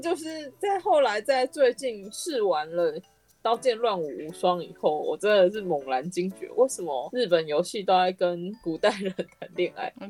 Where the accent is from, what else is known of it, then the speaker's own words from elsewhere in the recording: Taiwan; 因为我们是台湾人